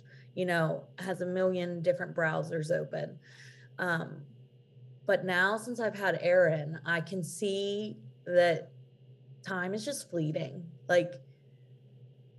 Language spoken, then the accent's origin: English; Pennsylvania, United States; I'm from Pennsylvania. I live there here in Pennsylvania